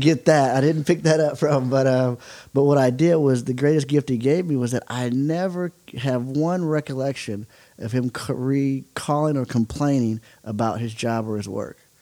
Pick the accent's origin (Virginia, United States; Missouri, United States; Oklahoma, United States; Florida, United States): Oklahoma, United States; growing up in Oklahoma, baseball is is very very big.